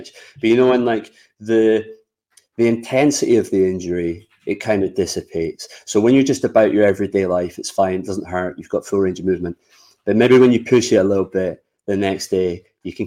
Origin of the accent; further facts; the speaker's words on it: Scotland, United Kingdom; being Scottish